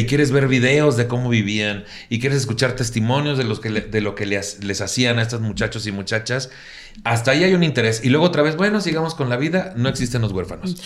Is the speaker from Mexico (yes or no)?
yes; Mexico; así somos como mexicanos